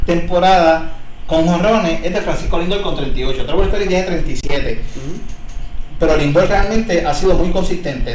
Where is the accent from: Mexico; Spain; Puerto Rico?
Puerto Rico; somos boricuas también